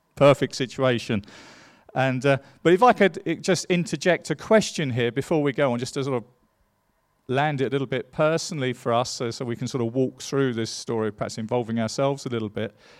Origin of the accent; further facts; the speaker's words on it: England, United Kingdom; I'm an Englishman